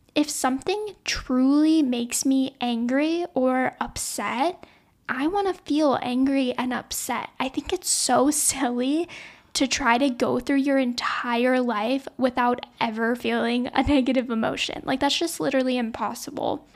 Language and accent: English; Louisiana, United States; now in Los Angeles, United States; I was born and raised in Louisiana